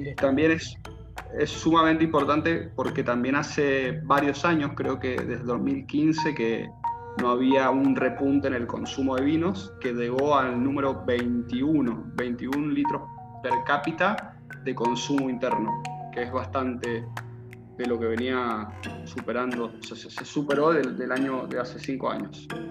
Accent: Mendoza, Argentina; accent: cuyano; con mi acento cuyano que me define como mendocino

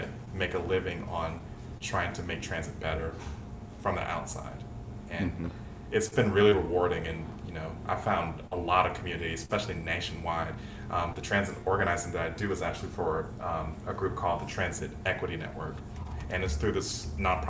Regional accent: South Georgia, United States; moved away as an adult; now in Atlanta, United States; growing up in South Georgia, where, like, the closest city we had was Savannah

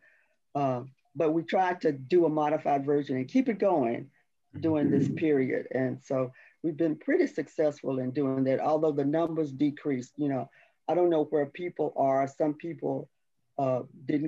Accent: Dallas, Texas, United States; I am from Dallas. I'm from a all African-American community in Dallas

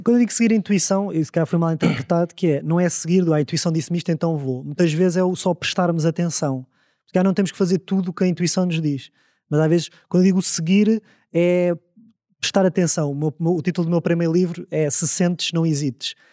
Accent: Amadora, Lisbon, Portugal; eu cresci na Amadora

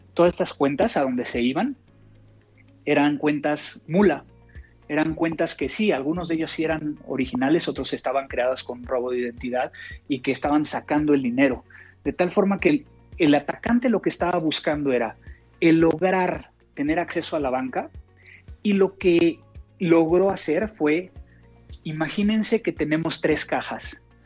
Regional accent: Mexico; no como comida mexicana fuera de mi país porque no sabe igual

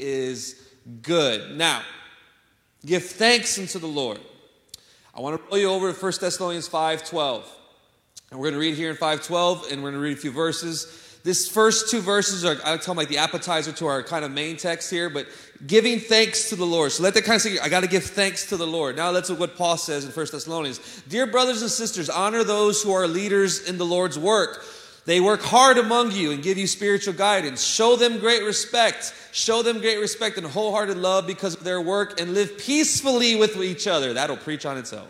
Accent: San Antonio, Texas, United States; also born or lived in Chicago, Illinois; I'm originally from Chicago, y'all know, but I grew up in San Antonio

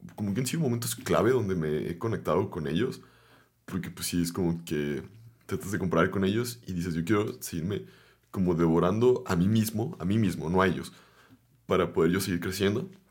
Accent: Guadalajara, Jalisco, Mexico; vengo de Guadalajara

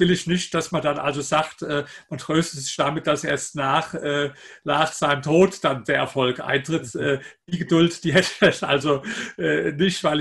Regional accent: Germany; dass man einfach viele Worte definitiv falsch, falsch ausspricht als, als Deutscher.

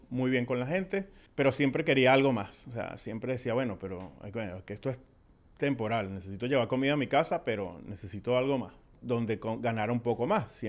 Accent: Venezuela; moved away as an adult; Llegamos de Venezuela, como dijimos, hace 18 años, eh, de luna de miel.

